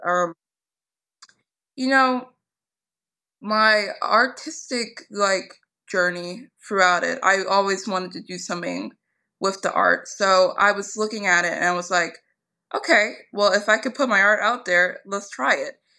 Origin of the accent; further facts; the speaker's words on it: Philadelphia, Pennsylvania, United States; I'm actually from Philadelphia, and when I was younger, we really, the school system around us, it was not the best